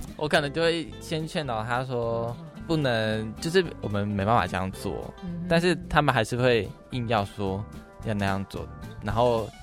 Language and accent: Chinese; Taitung, Taitung County, Taiwan; moved away as an adult; now in Tainan, Taiwan; 我是台东人